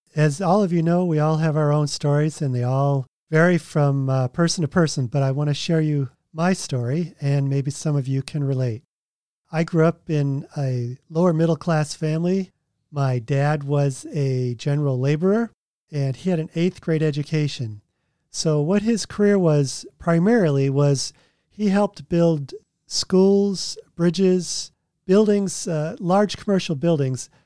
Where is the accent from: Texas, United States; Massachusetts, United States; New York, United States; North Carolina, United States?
Massachusetts, United States; moved away as an adult; also born or lived in Oregon / California; now in Tennessee, United States; I grew up in Massachusetts, and then I lived in Oregon right after college, then California, and now we live in Tennessee